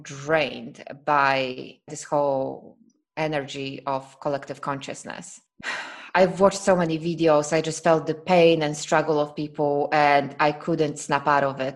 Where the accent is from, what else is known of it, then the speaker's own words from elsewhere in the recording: Poland; now in Croatia; I am from Poland. I am from Poland.